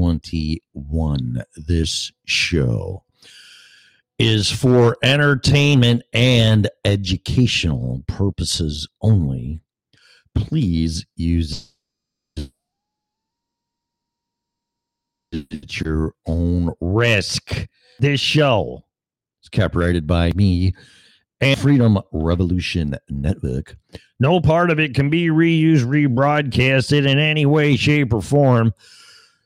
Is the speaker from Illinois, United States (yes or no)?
yes; Illinois, United States; moved away as an adult; now in Florida, United States; my hometown, state of Illinois